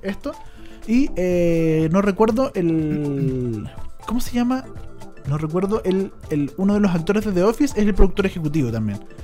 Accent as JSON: {"language": "Spanish", "country": "Chile"}